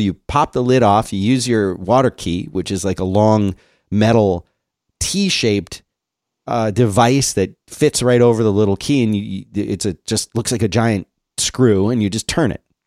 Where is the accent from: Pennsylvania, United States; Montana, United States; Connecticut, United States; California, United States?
Pennsylvania, United States; Philadelphia; moved away as an adult; now in Austin, United States; I grew up in Philly